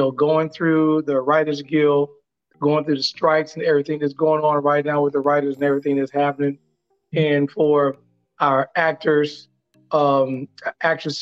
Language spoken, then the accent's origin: English; Chicago, Illinois, United States; a Chicago person like we are